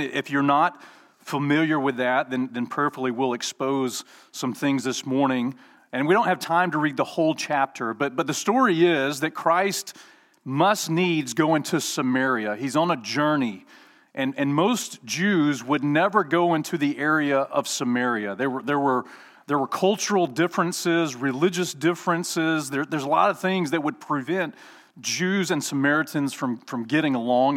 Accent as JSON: {"language": "English", "region": "Alabama", "country": "United States", "said": "I'm from Alabama"}